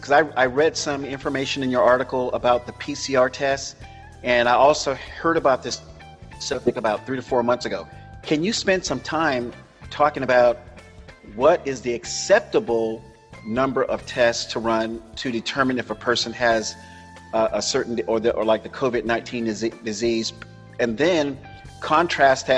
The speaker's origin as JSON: {"language": "English", "region": "Florida", "country": "United States", "tie": "born or raised there", "said": "Florida is my home state"}